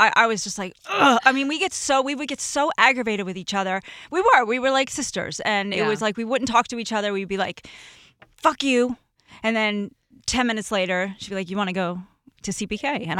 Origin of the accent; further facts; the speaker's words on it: New Jersey, United States; moved away as an adult; we're both from Jersey.